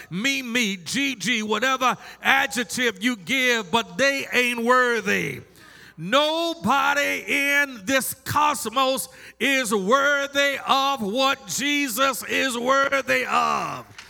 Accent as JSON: {"language": "English", "town": "Baltimore", "region": "Maryland", "country": "United States", "said": "I am from Baltimore, Maryland, and the Ravens are my team"}